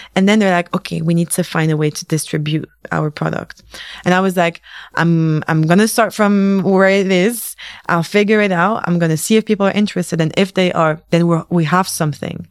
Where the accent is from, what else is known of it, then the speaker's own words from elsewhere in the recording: London, United Kingdom; moved away as an adult; also born or lived in Tunisia; now in Paris, France; I grew up in London